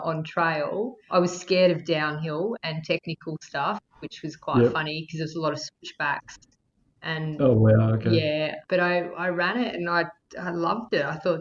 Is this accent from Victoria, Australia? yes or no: yes; Victoria, Australia; moved away as an adult; also born or lived in Melbourne; now in Western Australia, Australia; I'm from Victoria originally, and I was from a little country town, and I moved to Melbourne to study design